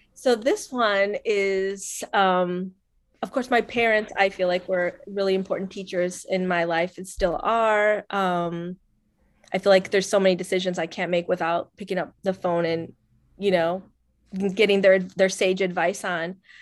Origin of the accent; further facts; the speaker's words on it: Northwest Indiana, United States; also born or lived in Colombia; I'm from Northwest Indiana